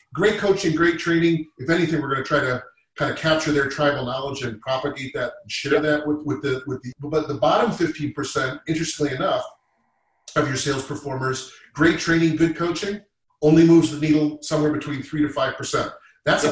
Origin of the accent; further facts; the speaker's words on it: Massachusetts, United States; also born or lived in Boston; I'm from Massachusetts I went to college in Boston I lived in Boston for 12 years